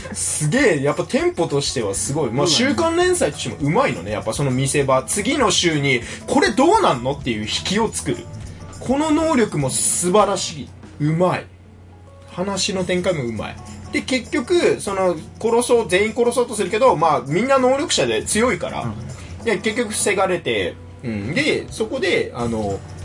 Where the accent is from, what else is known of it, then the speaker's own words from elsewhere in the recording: Yamagata, Japan; 地元山形も好きだだから